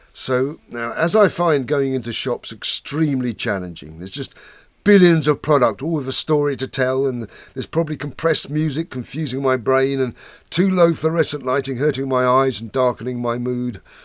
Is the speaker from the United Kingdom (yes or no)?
yes; suburban outer London, northwest Kent, South East England, United Kingdom; raised in suburbia in outer London, northwest Kent.